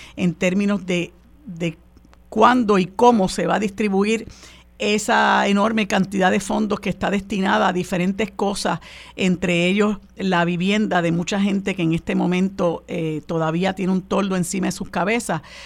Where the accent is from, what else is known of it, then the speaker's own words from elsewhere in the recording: Puerto Rico; nosotros como puertorriqueños y puertorriqueñas